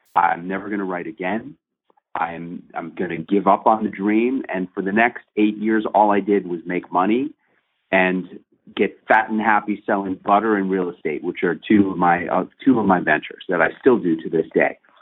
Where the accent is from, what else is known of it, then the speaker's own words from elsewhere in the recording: New York, United States; NBC New York. That's my hometown station